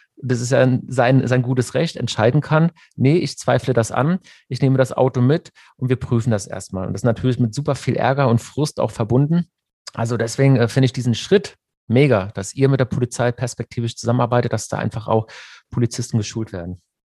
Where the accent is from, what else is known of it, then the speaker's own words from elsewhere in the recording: Germany; bei uns in Deutschland